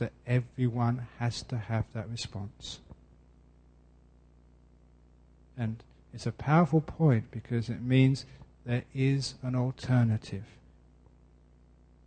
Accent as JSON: {"language": "English", "region": "London", "country": "United Kingdom", "tie": "born or raised there", "said": "Growing up in West London, I had enormous opportunities to go and hear great"}